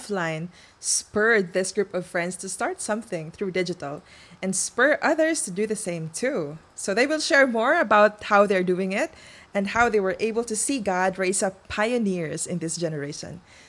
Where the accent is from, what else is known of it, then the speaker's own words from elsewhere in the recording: Philippines; I'm from the Philippines too